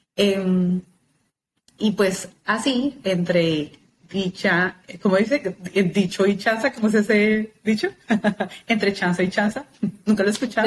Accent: Bogotá, Colombia; nací en Bogotá, Colombia, nací, crecí, es el único lugar donde he vivido

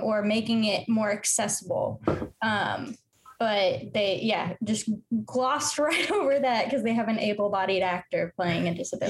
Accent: Midwest, United States; I'm from the Midwest

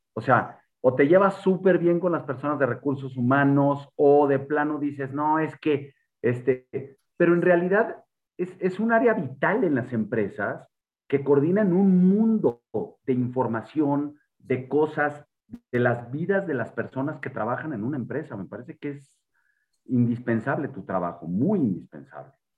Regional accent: Mexico; como mexicanos

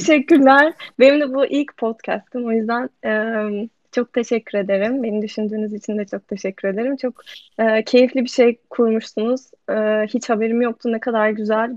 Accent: Ankara, Turkey; moved away as an adult; also born or lived in New York; now in Amsterdam, Netherlands; ben Ankara'da büyüdüm.

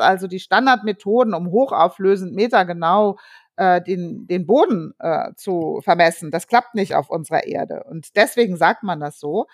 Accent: Frankfurt, Hesse, Germany; also born or lived in Darmstadt; ich bin ja in Frankfurt groß geworden, Frankfurt und Darmstadt

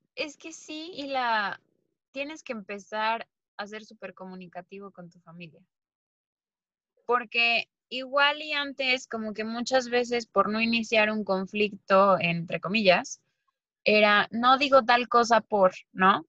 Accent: Mexico; moved away; nosotras somos mexicanas

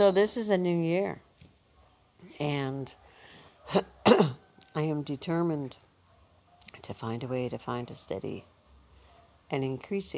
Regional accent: Northern Ontario, Canada; moved away as an adult; we're two women from Ontario, Canada, Northern Ontario, where when we grew up

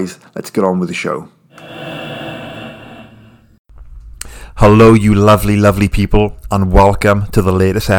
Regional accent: United Kingdom; I'm British

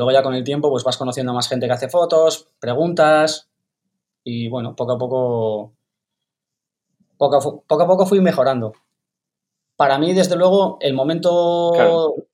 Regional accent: Canary Islands, Spain; also born or lived in Burgos; Pues yo nací, nací en Burgos, y nada, cuando, cuando era bastante pequeño mi, mi, familia se mudó a Canarias y allí empecé a patinar.

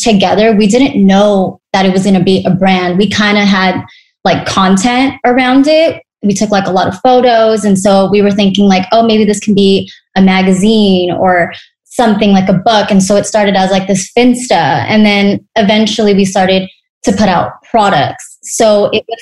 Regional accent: Temecula, California, United States; also born or lived in Orange County / Los Angeles; now in Costa Mesa, United States; I grew up in Temecula. After high school, I relocated to Orange County for college, then moved to Los Angeles in my early 20s. And now I'm just back planting my roots in Costa Mesa.

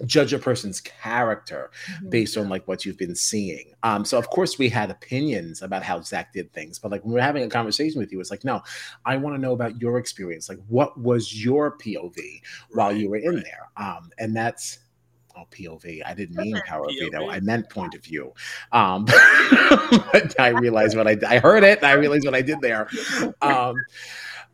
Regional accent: New York, United States; we're from New York.

